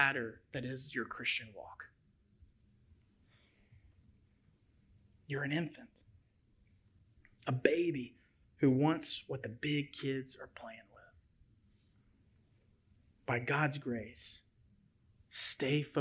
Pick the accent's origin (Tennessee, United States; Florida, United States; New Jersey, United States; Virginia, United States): Tennessee, United States; Memphis; moved away as an adult; my hometown of Memphis, Tennessee